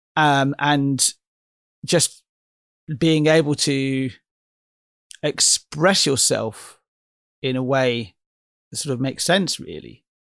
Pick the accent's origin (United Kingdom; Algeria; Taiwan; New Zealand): United Kingdom; Oxford, South East England; my hometown is Oxford, in, in England